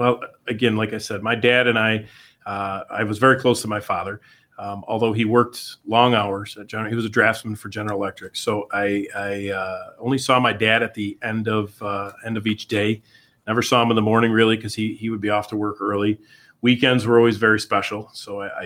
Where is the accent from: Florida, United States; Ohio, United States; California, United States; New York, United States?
New York, United States; New Hartford; I was born in New Hartford, St. Luke's Hospital